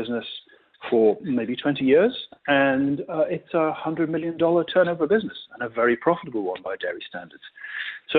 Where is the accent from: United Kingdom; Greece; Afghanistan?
United Kingdom; you probably guessed by my accent where I'm from